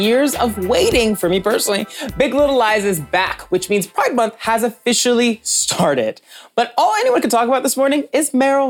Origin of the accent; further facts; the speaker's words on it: the South, United States; now in New York, United States; I grew up in the South